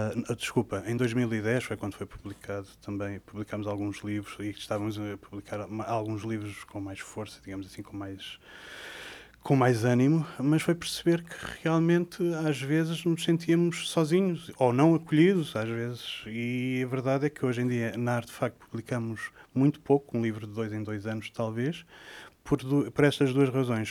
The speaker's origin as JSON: {"language": "Portuguese", "town": "Sintra", "region": "Lisbon", "country": "Portugal", "tie": "born or raised there", "said": "eu sou de Sintra, de uma, hoje em dia é uma vila que se chama Monte Lavar"}